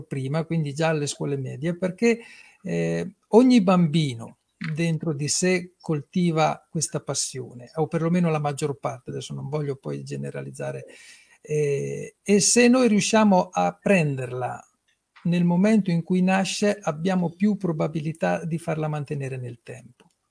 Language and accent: Italian; Fossombrone, Marche, Italy; sono di Fossombrune